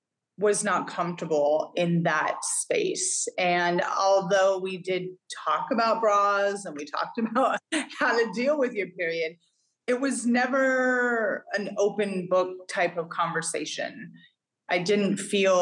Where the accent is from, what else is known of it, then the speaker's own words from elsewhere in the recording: Northern California, United States; also born or lived in Hawaii / Vancouver, Washington / Portland, Oregon / New York City; now in Greenville, United States; We actually had an ice rink, many ice rinks where I grew up in Northern California.